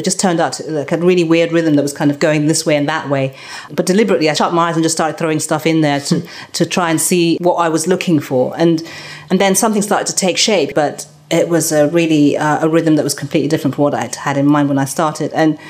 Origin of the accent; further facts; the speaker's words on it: Scotland, United Kingdom; also born or lived in Nigeria; because I was born in Scotland, lived there, and being different there because we were the only black people there, and then going to Nigeria and then having been born in this country.